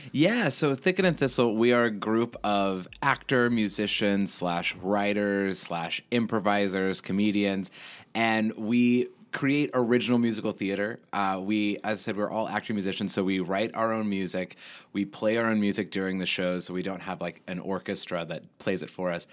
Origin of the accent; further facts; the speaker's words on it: Houston, Texas, United States; also born or lived in Lubbock, Texas; I was born in Lubbock, Texas, and then I moved to Houston when I was, like, seven years old